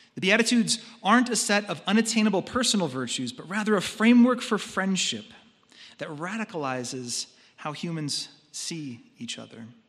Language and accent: English; United States; As American consumers